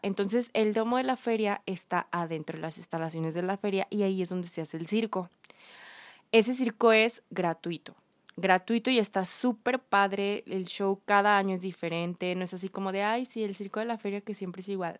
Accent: León, Guanajuato, Mexico; somos, somos de León

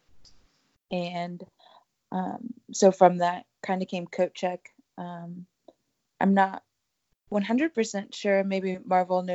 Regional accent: Ohio, United States; moved away as an adult; now in Indianapolis, United States; I am originally from Ohio, actually. But I have been in Indianapolis

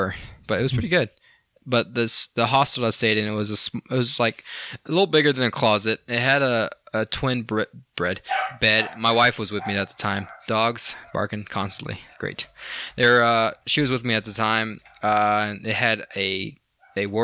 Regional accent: United States; being there as an American

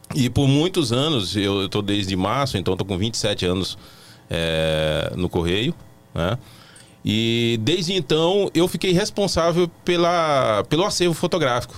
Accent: Irecê, Bahia, Brazil; now in Brasília, Brazil; eu sou da Bahia, eu sou da cidade de Irecê

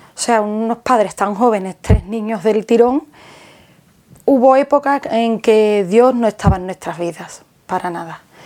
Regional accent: Jerez de la Frontera, Andalusia, Spain; Soy de Jerez

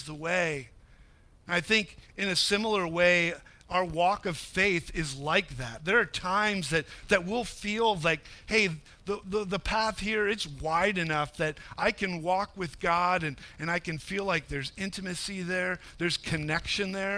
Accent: New England, United States; I grew up in New England

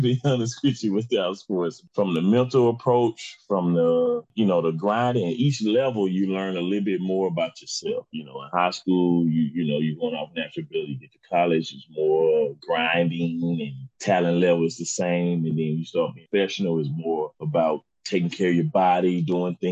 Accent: Huntsville, Alabama, United States; also born or lived in Uniontown, Alabama; I'm originally from Huntsville, Alabama. Grew up, went to Butler High School back in the day.

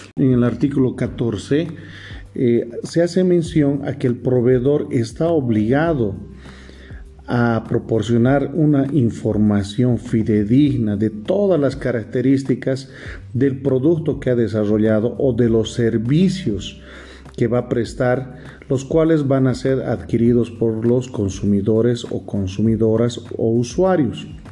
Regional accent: Bolivia; como bolivianos

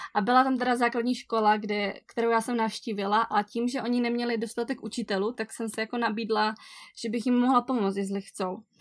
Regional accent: area near Ostrava, Moravian-Silesian Region, Czechia; moved away as an adult; now in Samoa; oba dva s Adamem pocházíme z Prajské, je to takový region kousek od Ostravy

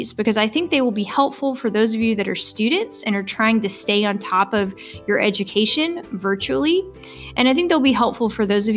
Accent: Arkansas, United States; also born or lived in Missouri / North Carolina / Wisconsin; now in Stillwater, United States; I'm originally from Arkansas

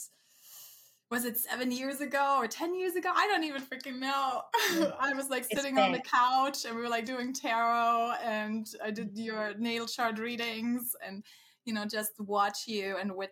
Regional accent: Germany; moved away; very close to where I come from, I'm from Germany, very close to my hometown

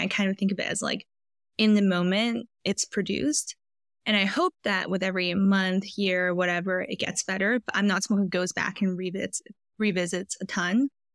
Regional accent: Vancouver, British Columbia, Canada; moved away as an adult; also born or lived in Philadelphia / San Francisco; I grew up in Vancouver, British Columbia, went to college in Philadelphia, and then lived in San Francisco for five years after

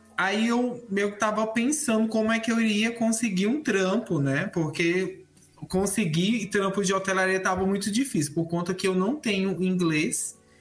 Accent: Brasília, Federal District, Brazil; now in São Paulo, Brazil; E eu moro em São Paulo atualmente, mas eu sou natural de Brasília

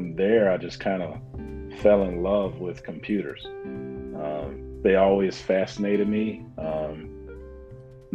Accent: Atlanta, Georgia, United States; moved away as an adult; now in Michigan, United States; I'm originally from Atlanta, Georgia. I moved up here back in 99

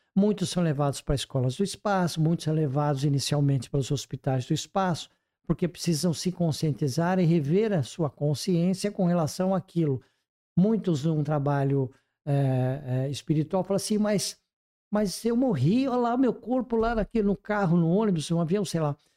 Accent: Brazil; como brasileiros

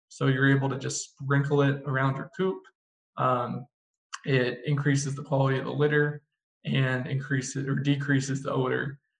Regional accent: Texas, United States; now in Minnesota, United States; But I come down from Texas where, you know, it's going to routinely hit 100 degrees for weeks on end.

